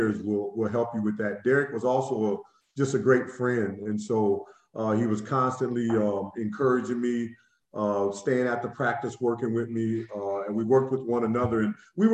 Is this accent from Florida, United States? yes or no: no; Quincy, Illinois, United States; I grew up in Illinois, Quincy, which was a great place to play high school basketball